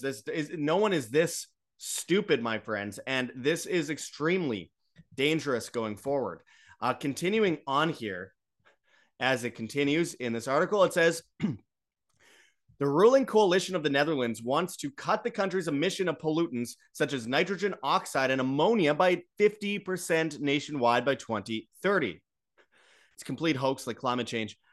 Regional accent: Winnipeg, Manitoba, Canada; from Winnipeg, Canada, my hometown

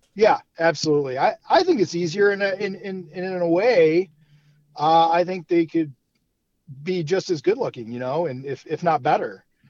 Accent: Brunswick, Ohio, United States; also born or lived in Cleveland, Ohio; I'm from Cleveland, born uh, west side of Cleveland, uh, Brunswick, or as we like to call it, Brunstucky.

